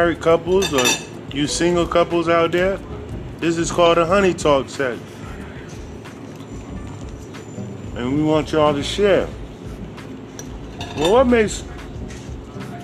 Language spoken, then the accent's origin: English; Sarasota, Florida, United States; where I grew up at in Sarasota, Florida.